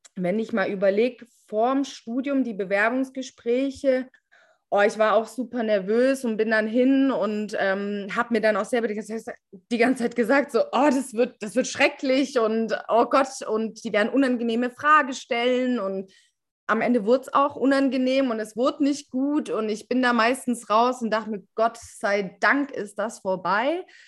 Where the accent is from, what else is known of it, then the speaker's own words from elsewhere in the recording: Stuttgart, Baden-Württemberg, Germany; wir sind aus Stuttgart